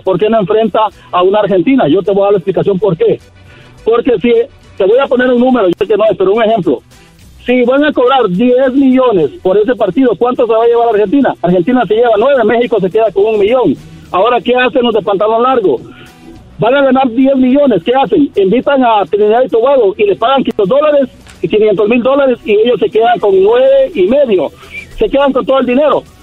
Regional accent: Guatemala; yo soy de Guatemala

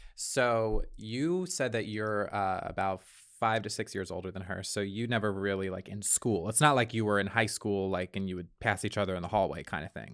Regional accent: Long Island, New York, United States; I grew up on Long Island

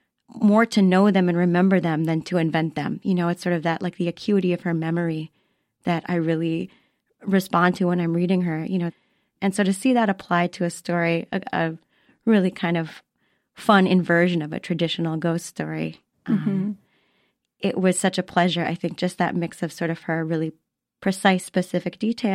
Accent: Florida, United States; growing up in Florida

